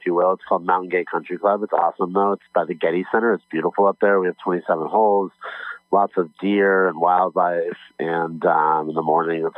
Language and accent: English; Los Angeles, California, United States; I'm from Los Angeles